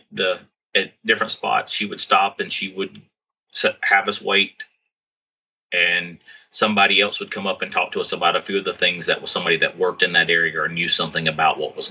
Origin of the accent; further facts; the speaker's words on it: Alabama, United States; I was from Alabama